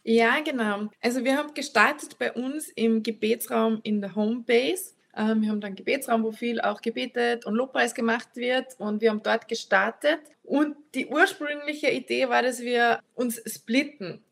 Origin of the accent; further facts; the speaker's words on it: Annaberg im Lammertal, Salzburg, Austria; now in Altenmarkt, Austria; Also ich komme ursprünglich aus den Bergen Salzburgs, aus Annaberg im Lammertal, bin jetzt verheiratet in Altenmarkt